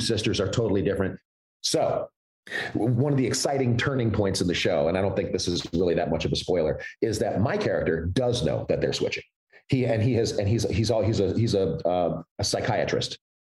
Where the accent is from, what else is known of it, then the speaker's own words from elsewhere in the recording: Chicago, Illinois, United States; also born or lived in Evanston; i was born in Evanston, but I was raised on the south side of Chicago